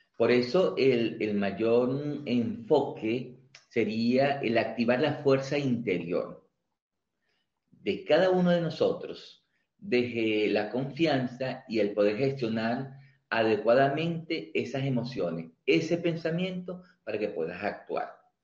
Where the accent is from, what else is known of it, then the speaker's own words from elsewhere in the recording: Venezuela; moved away as an adult; now in Mendoza, Argentina; nosotros los venezolanos